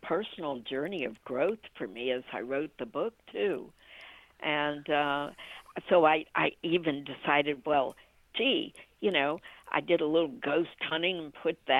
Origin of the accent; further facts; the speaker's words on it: Washington, District of Columbia, United States; born there; also born or lived in Ohio; now in Orlando, United States; I was born in Washington, D.C., and lived in Ohio. And then from Ohio, I came to Orlando.